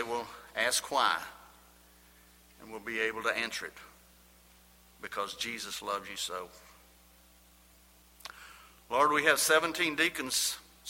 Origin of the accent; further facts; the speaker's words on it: Lubbock, Texas, United States; I was born in Lubbock, Texas, me and …